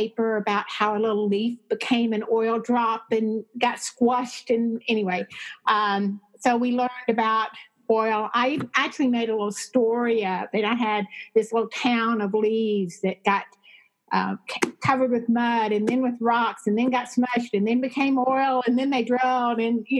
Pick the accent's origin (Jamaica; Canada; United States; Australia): United States; Midland, Texas; moved away as an adult; also born or lived in Rochester / Lubbock, Texas; I grew up in West Texas in a town called Midland, Texas, which was a one industry town, oil and gas. It was relatively small during my childhood, maybe 40,000